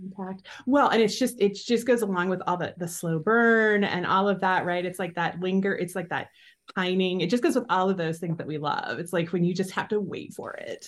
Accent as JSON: {"language": "English", "country": "United States", "tie": "born or raised there", "also_born_or_lived": "Nebraska / Iowa", "said": "I've grown up in Nebraska and Iowa"}